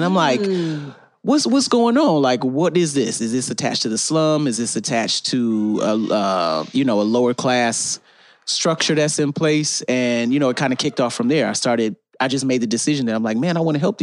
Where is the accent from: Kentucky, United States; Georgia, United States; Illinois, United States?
Illinois, United States; North Chicago; I'm from North Chicago, Illinois.